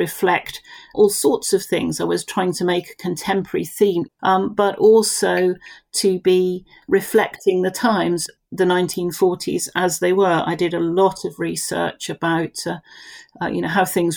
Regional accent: Romsey, South East England, United Kingdom; now in Chandler's Ford, United Kingdom; I was born and brought up in Romsey, lived there the first 15 years of my life.

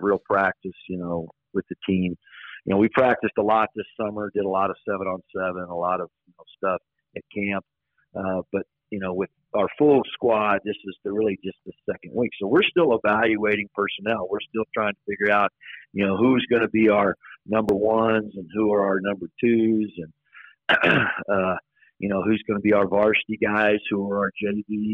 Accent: Texas, United States; moved away as an adult; now in Riverton, United States; So I was born and raised in Texas, grew up in a teaching and coaching family

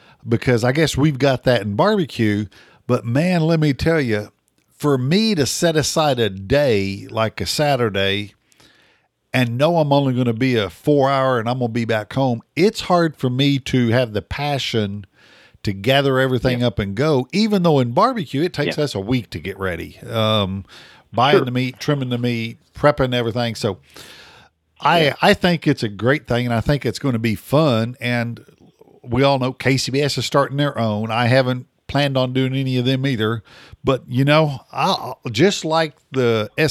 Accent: Oklahoma, United States; I'm from Oklahoma.

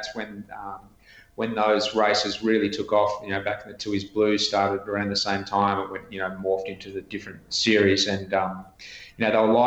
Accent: Canberra, Australian Capital Territory, Australia; I grew up in Canberra

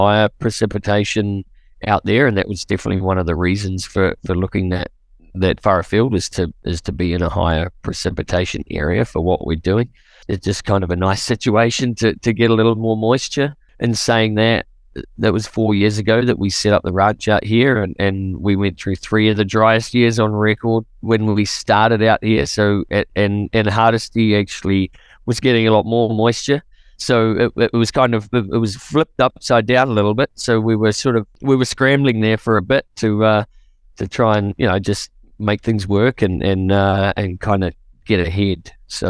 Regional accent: New Zealand; moved away as an adult; now in Canada; Originally, I'm from New Zealand, and I moved here in 2008

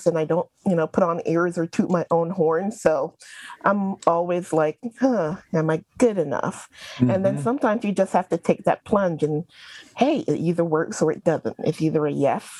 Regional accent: Barbados; also born or lived in New York; now in North Carolina, United States; I am originally from Barbados, a small island in the Caribbean, and by way of New York, I ended up in North Carolina, living here with my husband and my kids

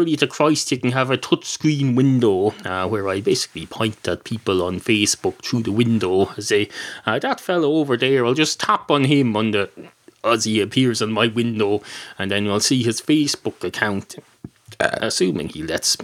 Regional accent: Ireland; I've got Irish.

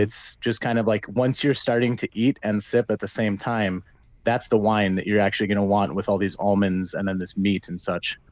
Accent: Minnesota, United States; I'm from Minnesota

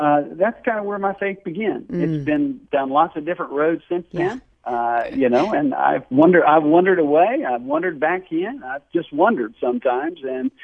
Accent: North Carolina, United States; accent: Southern; I grew up in the South. You can probably tell my accent in North Carolina

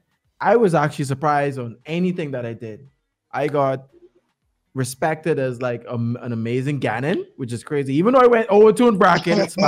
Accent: Bahamas; we're from Bahamas

